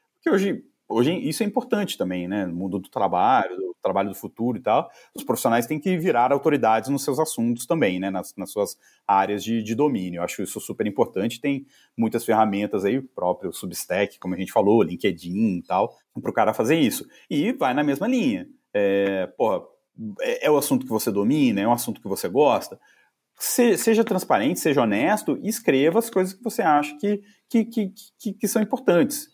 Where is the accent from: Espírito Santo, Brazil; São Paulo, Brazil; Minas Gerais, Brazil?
Minas Gerais, Brazil; Juiz de Fora; eu sou de Juiz de Fora, de Minas.